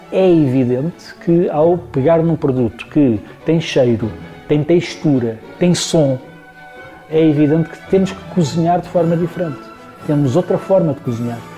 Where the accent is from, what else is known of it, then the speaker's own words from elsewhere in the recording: Lisbon, Portugal; Nós, eh, citadinos, eu sou lisboeta, como sabem, nós citadinos temos muita imagem de que as coisas aparecem.